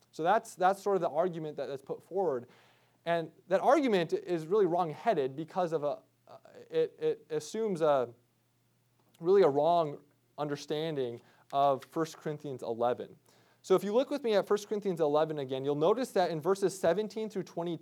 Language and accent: English; Midwest, United States; I grew up deer hunting in the Midwest